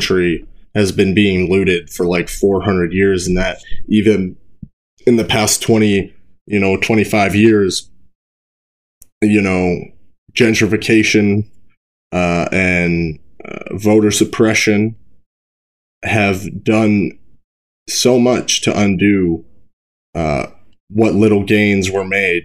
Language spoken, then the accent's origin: English; Brookings, South Dakota, United States; in my hometown where I'm at in Brookings